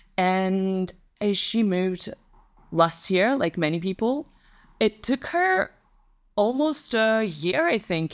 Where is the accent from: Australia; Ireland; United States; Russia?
Russia; English is a second language; moved away as an adult; also born or lived in Italy; now in Netherlands; I grew up in Russia